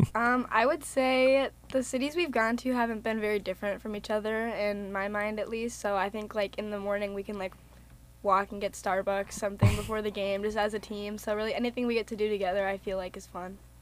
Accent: Lakeville, Minnesota, United States; I'm from Lakeville, Minnesota, so it's about an hour and a half away.

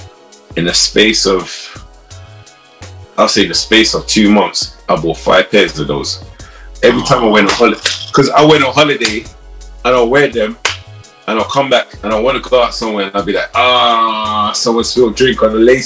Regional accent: London, United Kingdom; also born or lived in South Croydon; I grew up in Brixton.

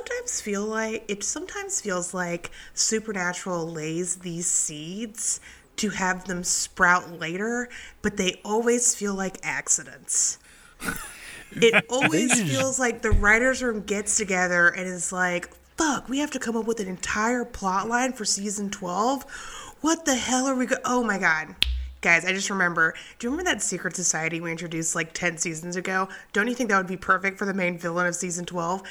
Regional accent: Huntsville, Alabama, United States; also born or lived in Missouri; I went to high school here

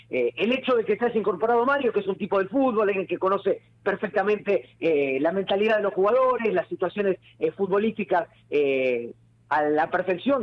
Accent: Rosario, Santa Fe, Argentina; yo soy rosarino, vivo en Rosario

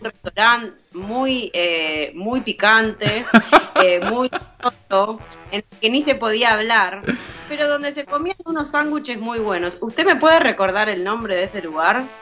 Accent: Argentina; como una argentina, chorrillana

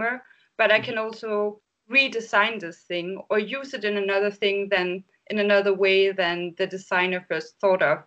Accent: Denmark; now in Berlin, Germany; I live currently in Berlin, but I come from Denmark

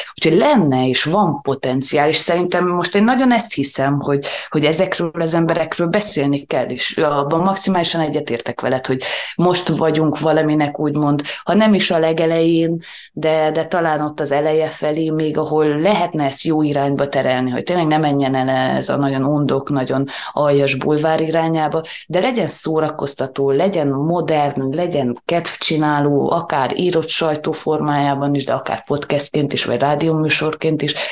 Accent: Transylvania, Romania; mi azért itt Erdélyben, pláne Erdély magyarként, talán egy kicsit konzervatívabbak vagyunk

